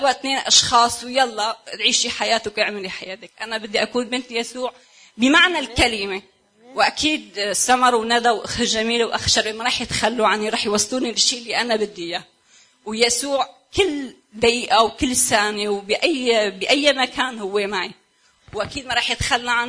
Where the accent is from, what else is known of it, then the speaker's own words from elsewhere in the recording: Syria; انا بنت سوريه وكان عندي كثير مشاكل